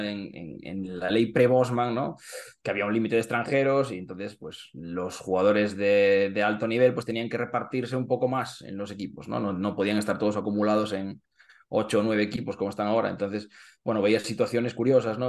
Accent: Carballo, Galicia, Spain; moved away as an adult; now in Santiago de Compostela, Spain; como soy de, de Carballo, pues soy del Bergantiños, ah, realmente, que es el equipo de mi, de mi, de, mi, pueblo.

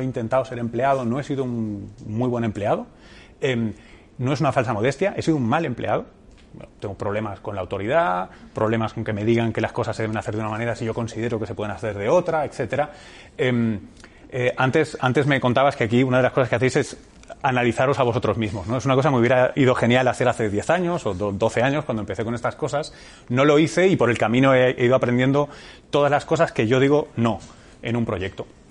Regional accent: Barcelona, Catalonia, Spain; moved away as an adult; also born or lived in United States; yo tengo familia cartagenera y manchega eh, y soy nacido en Barcelona

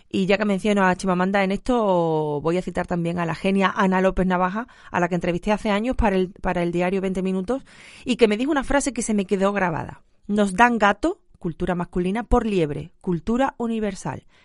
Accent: Andalusia, Spain; accent: Andalusian; soy andaluza y mi acento es muy

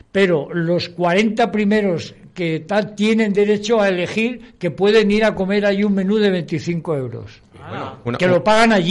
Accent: Basque Country, Spain; Yo soy vasco pero que amo Cádiz, al

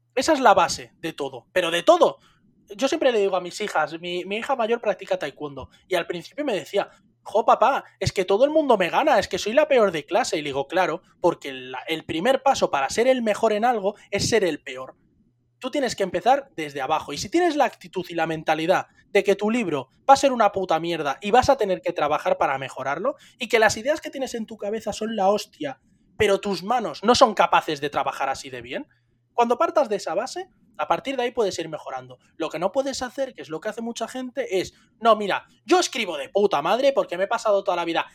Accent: Spain; los españoles somos gente bendecida y maldita

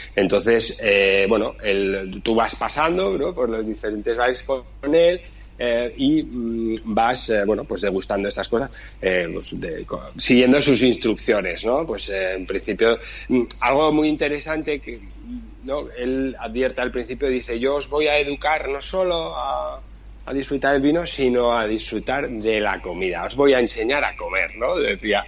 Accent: Pamplona, Navarre, Spain; yo soy de Pamplona, La Rioja la tenemos aquí al lado

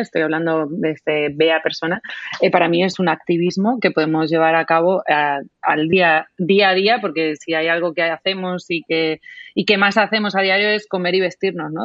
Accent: Spain; moved away as an adult; Yo estoy en, ahora mismo en mi tierra, que es la tierra del ibérico por excelencia en España, te podrás imaginar cómo ha sido mi, infancia

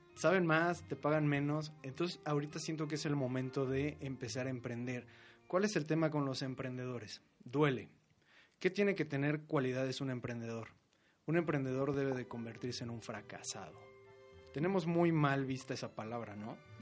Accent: Mexico; somos así los mexicanos

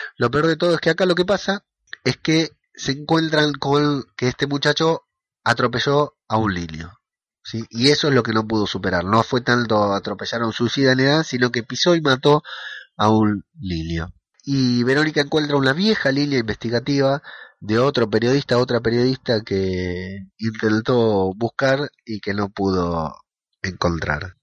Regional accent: Lanús, Buenos Aires Province, Argentina; tenemos en común con Sergio Alguín es que los dos somos de Lanús.

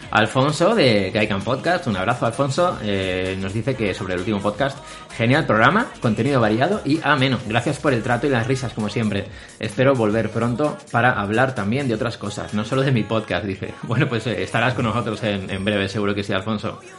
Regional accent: Argentina; Soy bailador flamenco. Anda. Es mi profesión. Ya hace casi 25 años. Y sí, soy argentino y bailador.

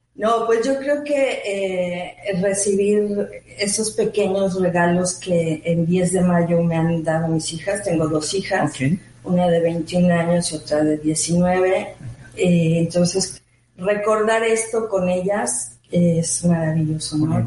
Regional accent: Mexico City, Mexico; moved away as an adult; also born or lived in Switzerland; now in Mérida, Mexico; yo soy mexicana. Correcto. Originalmente de la Ciudad de México

